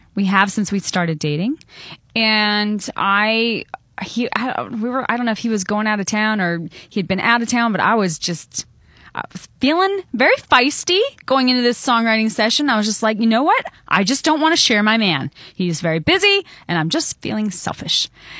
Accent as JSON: {"language": "English", "region": "Montana", "country": "United States", "tie": "born or raised there"}